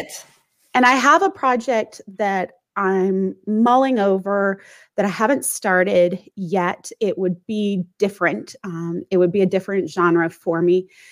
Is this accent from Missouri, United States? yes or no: yes; St. Louis, Missouri, United States; moved away as an adult; also born or lived in Washington, D.C. / Northern Virginia; now in San Diego, United States; I grew up mostly in St. Louis